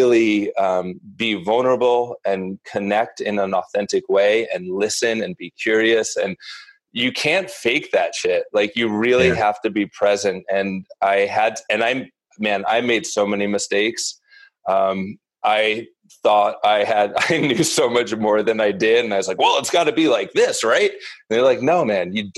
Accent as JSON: {"language": "English", "region": "Northeast", "country": "United States", "tie": "born or raised there", "also_born_or_lived": "New York City", "said": "I grew up in the Northeast and a relatively privileged insular upbringing"}